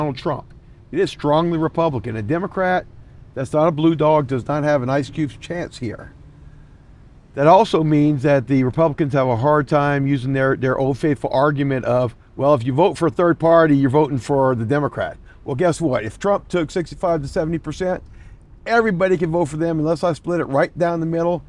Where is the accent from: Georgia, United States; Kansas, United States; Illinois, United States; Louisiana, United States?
Louisiana, United States; moved away as an adult; now in Minnesota, United States; I was born in Louisiana originally, joined the military soon after getting out of high school